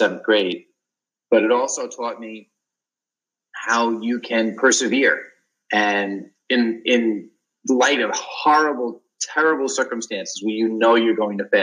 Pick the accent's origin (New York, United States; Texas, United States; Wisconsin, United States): New York, United States; also born or lived in Boston; I'm from New York